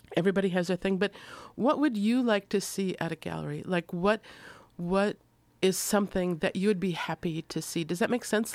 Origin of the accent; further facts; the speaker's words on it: Minnesota, United States; moved away; I'm from Minnesota